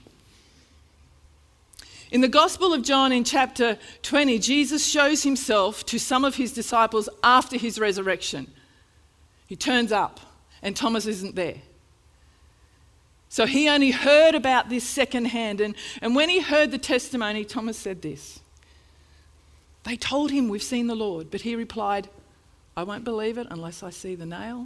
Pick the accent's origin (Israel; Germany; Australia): Australia; I'm an Australian.